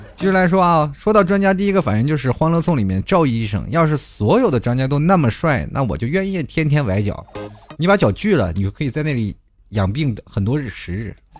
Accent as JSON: {"language": "Chinese", "country": "China", "said": "我们中国人其实研究经济并不是很透彻"}